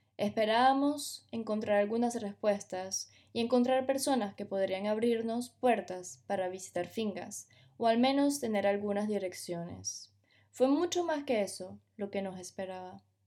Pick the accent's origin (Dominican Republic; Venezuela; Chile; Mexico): Venezuela; moved away as an adult; also born or lived in France; Juan y yo nos criamos en Venezuela, pero nos mudamos a Francia para realizar nuestros estudios